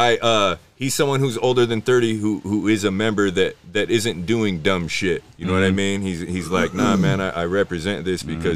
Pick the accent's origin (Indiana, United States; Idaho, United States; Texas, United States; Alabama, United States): Idaho, United States; I'm indigenous. I'm from fucking Idaho, bro. I'm from the Reds.